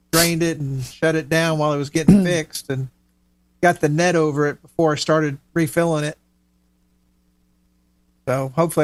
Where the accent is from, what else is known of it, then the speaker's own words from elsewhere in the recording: Miami, Florida, United States; I grew up in Miami, and, you know, we lived at the beach